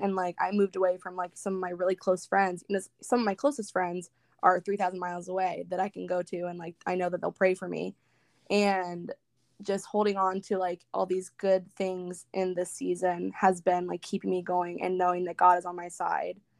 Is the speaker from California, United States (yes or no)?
yes; Northern California, United States; moved away as an adult; now in Northern Florida, United States; I currently live in Northern Florida, but I'm from Northern California. I moved here about five months ago